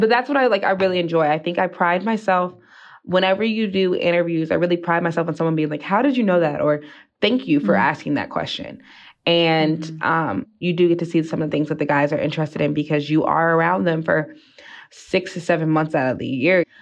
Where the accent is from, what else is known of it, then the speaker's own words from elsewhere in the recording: East Coast, United States; now in Utah, United States; I'm from the East Coast.